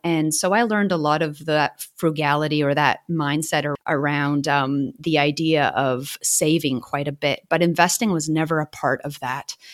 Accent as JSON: {"language": "English", "country": "Canada", "moved": "yes", "lives_now": "Melbourne, Australia", "said": "I'm a Canadian living in Wurundjeri land in Australia, also known as Melbourne."}